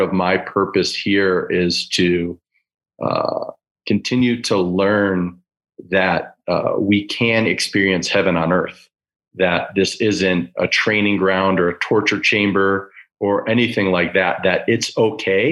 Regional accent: Chicago, Illinois, United States; my childhood heroes growing up in Chicago

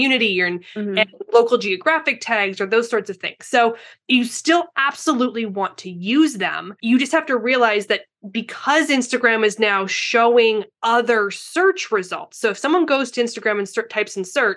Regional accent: Canada; now in San Diego, United States; I'm from Canada.

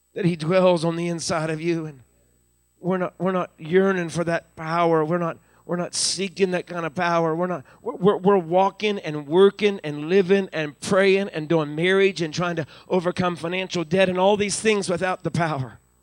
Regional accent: Deep Creek, Maryland, United States; now in Uniontown, United States; I grew up when I was real little in the McHenry United Methodist Church in Deep Creek, Maryland.

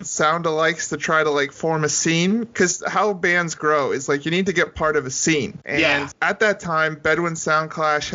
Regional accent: Hamilton, Ontario, Canada; I'm from Hamilton

